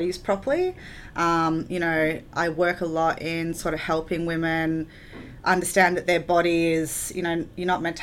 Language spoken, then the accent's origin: English; Victoria, Australia; growing up in Victoria